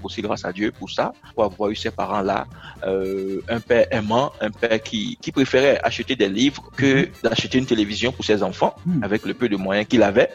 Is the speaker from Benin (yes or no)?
yes; Benin; Je suis béninois, citoyen du monde et africain